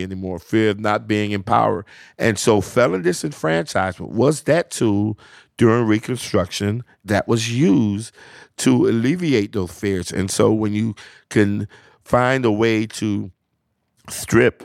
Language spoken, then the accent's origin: English; South Florida, United States; also born or lived in U.S. Virgin Islands; I was born in the U.S. Virgin Islands, and I moved over to the continental United States at a very young age. I grew up in South Florida